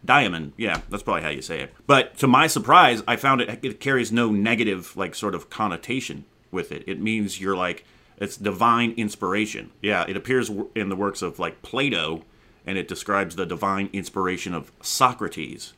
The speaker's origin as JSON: {"language": "English", "region": "Arizona", "country": "United States", "tie": "born or raised there", "moved": "yes", "lives_now": "California, United States", "said": "I grew up out in Arizona"}